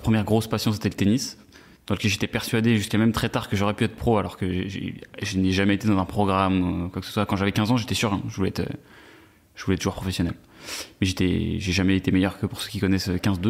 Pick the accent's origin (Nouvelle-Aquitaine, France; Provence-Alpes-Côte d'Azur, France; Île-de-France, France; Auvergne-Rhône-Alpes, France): Île-de-France, France; Versailles; j'ai grandi à Versailles